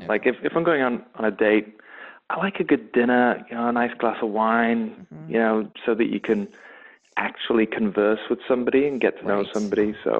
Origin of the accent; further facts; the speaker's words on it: England, United Kingdom; The accent from my hometown is actually very close to a Scottish accent.